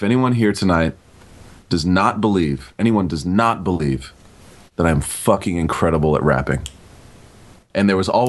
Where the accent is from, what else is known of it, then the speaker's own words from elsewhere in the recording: Atlanta, Georgia, United States; Atlanta, we did it again just because it's my hometown